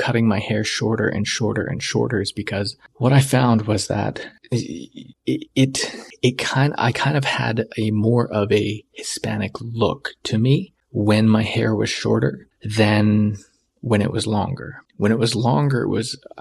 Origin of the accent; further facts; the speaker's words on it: Canada; I was Canadian